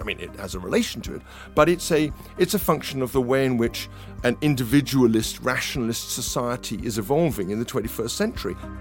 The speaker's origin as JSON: {"language": "English", "region": "London", "country": "United Kingdom", "tie": "born or raised there", "said": "I grew up in this kind of, uh, North London, uh, environment"}